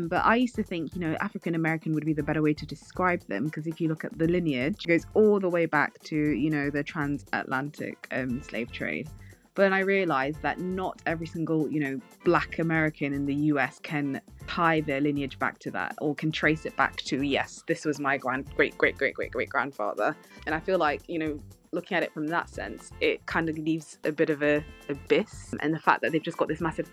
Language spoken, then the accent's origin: English; United Kingdom; we're British